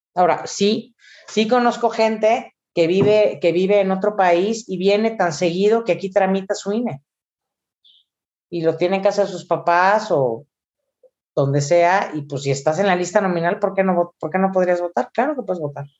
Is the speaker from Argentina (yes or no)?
no; Mexico; como mexicanos